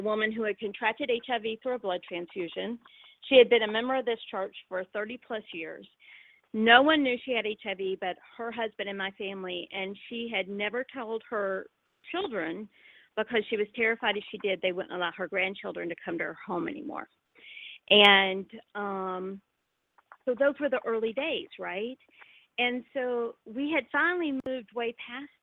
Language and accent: English; North Florida, United States; I grew up in North Florida, and I'm Southern